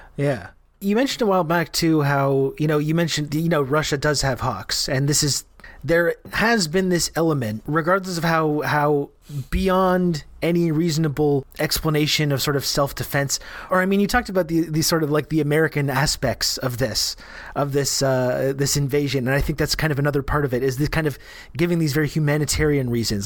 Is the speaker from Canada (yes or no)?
yes; Canada; I'm Canadian